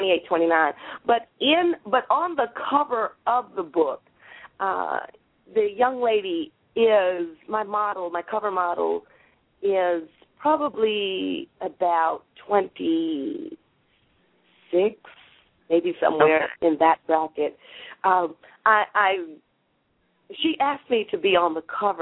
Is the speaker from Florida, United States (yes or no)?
no; Waterbury, Connecticut, United States; when we were growing up in Waterbury, Connecticut